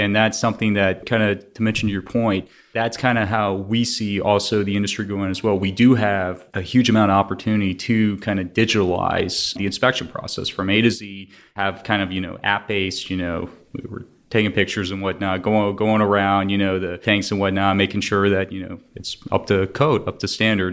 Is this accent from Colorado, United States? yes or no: no; Houston, Texas, United States; was born and raised in Houston